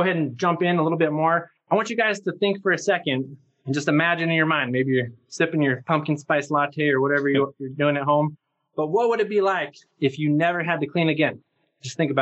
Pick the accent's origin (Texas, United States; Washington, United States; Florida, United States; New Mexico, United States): New Mexico, United States; Albuquerque; I grew up here in Albuquerque, New Mexico